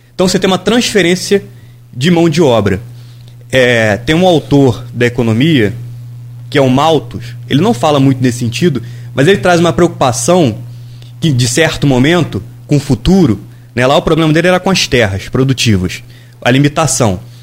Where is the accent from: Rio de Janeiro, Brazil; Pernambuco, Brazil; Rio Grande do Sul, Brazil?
Rio de Janeiro, Brazil; Bom Jesus do Itabapoana; Bom Jesus, Tabapana é minha cidade natal